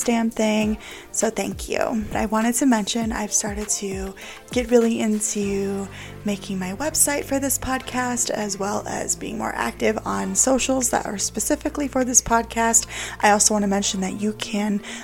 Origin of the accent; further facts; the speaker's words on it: Florida, United States; moved away; I'm from Florida originally